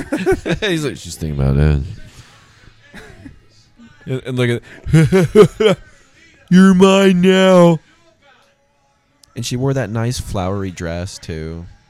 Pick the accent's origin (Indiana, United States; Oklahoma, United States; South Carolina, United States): Oklahoma, United States; accent: country; I'm from Oklahoma.